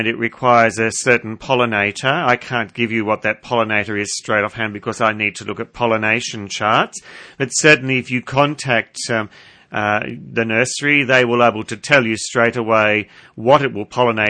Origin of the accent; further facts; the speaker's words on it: Minmi, New South Wales, Australia; It's my hometown.